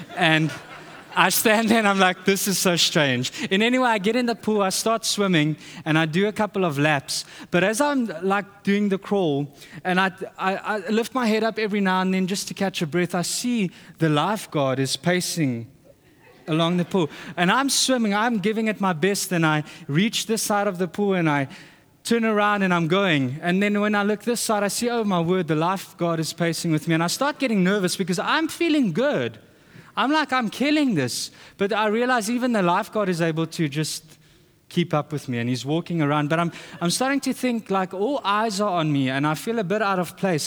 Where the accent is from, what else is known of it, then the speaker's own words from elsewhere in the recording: South Africa; moved away; we're from South Africa.